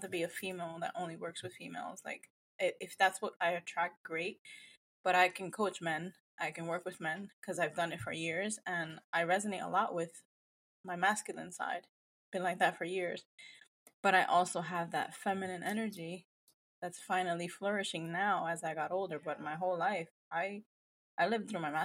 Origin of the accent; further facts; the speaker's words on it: New York, United States; now in New Jersey, United States; I come from Dominican family heritage. Born and raised, not raised in New York, but like a lot of my history is in New York, but I've been in Jersey for years